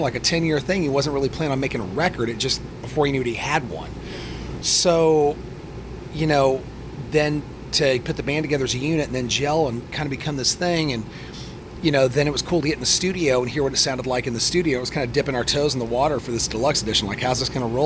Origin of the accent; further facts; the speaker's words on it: Midwest, United States; also born or lived in Macomb, Illinois; I grew up in the Midwest